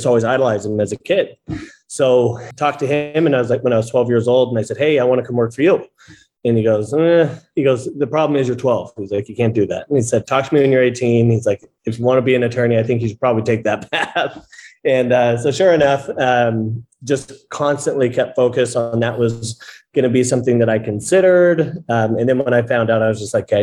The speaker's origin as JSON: {"language": "English", "area": "Orange County", "region": "California", "country": "United States", "said": "I am from Orange County"}